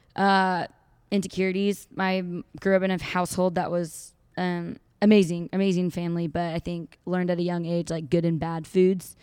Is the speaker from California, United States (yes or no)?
yes; Santa Barbara, California, United States; moved away as an adult; now in Fort Worth, United States; I am from Santa Barbara, California